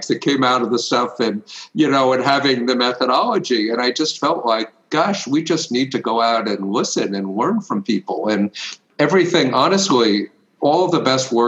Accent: United States; I was born in the United States.

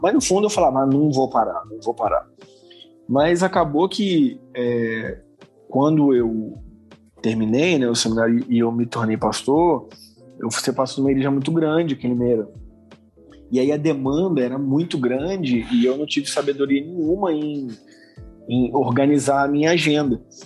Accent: Vila Velha, Espírito Santo, Brazil; eu sou lá natural de Vila Velha

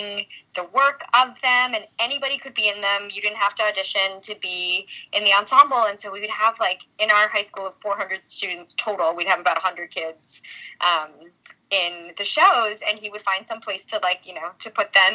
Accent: Pleasantville, New York, United States; also born or lived in Chicago; I was born in Chicago, but I was raised in a small town called Pleasantville, New York, in Westchester County

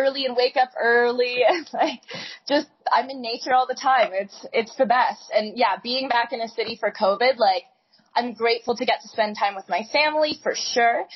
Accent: Canada; moved away; I grew up in Canada

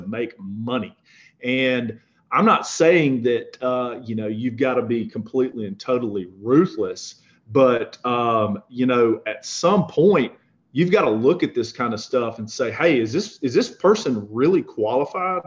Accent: the South, United States; growing up in the South

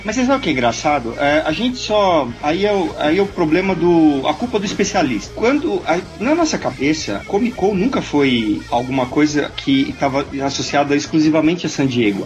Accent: São Paulo, Brazil; Eu sou de São Paulo

